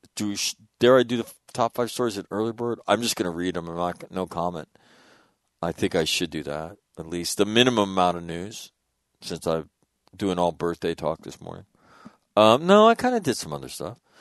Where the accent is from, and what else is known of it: Sacramento, California, United States; born or raised there; moved away; also born or lived in San Diego